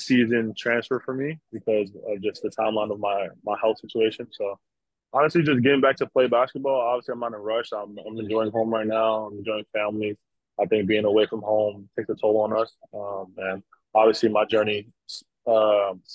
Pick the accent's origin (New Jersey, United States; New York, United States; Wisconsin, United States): New Jersey, United States; moved away as an adult; also born or lived in Worcester, Massachusetts; now in Latvia; I'm from Jersey